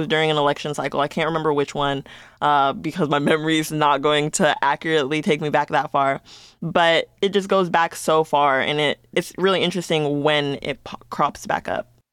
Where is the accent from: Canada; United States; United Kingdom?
United States; Las Vegas, Nevada; Ever since I've been living and growing up in Las Vegas